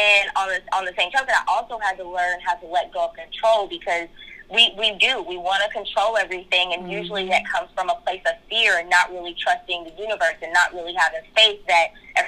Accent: Kentucky, United States; moved away as an adult; also born or lived in Florida; now in California, United States; we're both from Kentucky. We're both from the same, like, hometown, the same area.

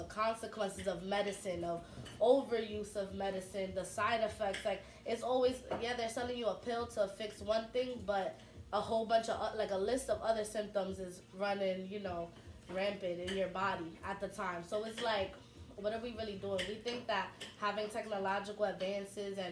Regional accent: New York City, New York, United States; I'm born and raised in Harlem, all my life.

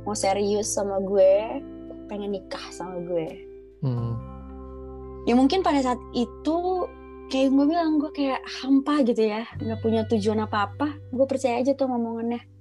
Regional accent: Padangsidimpuan, North Sumatra, Indonesia; born there; Padang Sidimpuan.

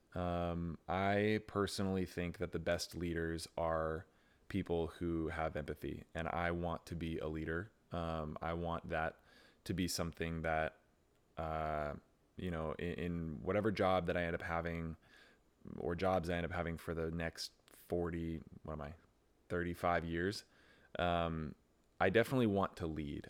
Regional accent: Pleasanton, California, United States; now in San Jose, United States; Pleasanton where I grew up

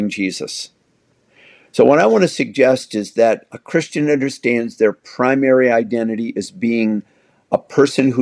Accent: United States; I'm white. I'm male. I'm American

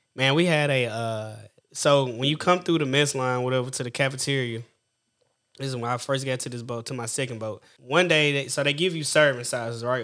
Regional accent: Orangevale, California, United States; I grew up in Orange Vine, between Orange Vine and what have you

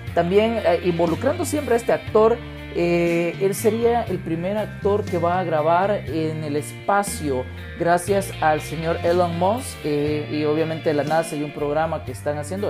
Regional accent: El Salvador; nosotros como latinos y más como salvadoreños

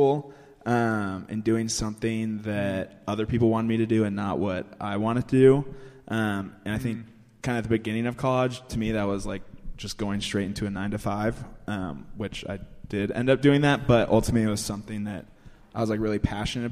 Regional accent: Littleton, Colorado, United States; I am from Littleton, Colorado.

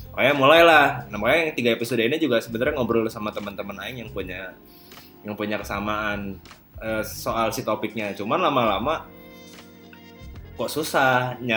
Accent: West Java, Indonesia; sebagai orang Sunda yang tulen kan aing punya hobi yang sangat jarang ditemukan orang yaitu ngobrol

